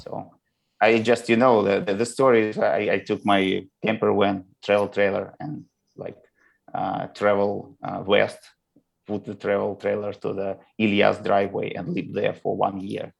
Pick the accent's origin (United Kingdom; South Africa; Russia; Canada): Russia; Moscow; now in United States; I was born in Moscow, and all my relatives is from Moscow. You know, like I always tell people that uh, we visited the same elementary school with my grandma